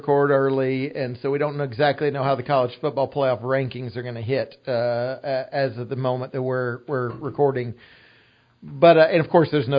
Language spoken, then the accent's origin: English; East Tennessee, United States; also born or lived in Nashville; when I lived in Nashville for several years, because I grew up in East Tennessee